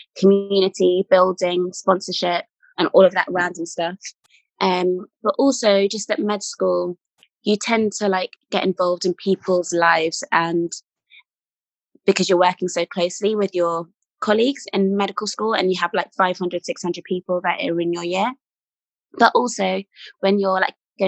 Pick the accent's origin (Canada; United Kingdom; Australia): United Kingdom; Hertfordshire, East of England; I grew up in Hertfordshire